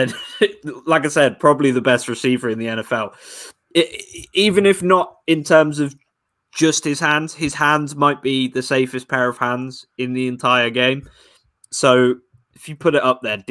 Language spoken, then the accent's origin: English; England, United Kingdom; I'm from England, New England